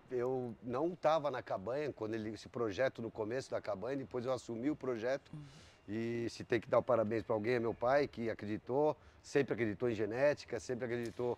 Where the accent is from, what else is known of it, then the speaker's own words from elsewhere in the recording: São Paulo, Brazil; Eu sou uma pessoa que nasci em São Paulo e que fomos para o campo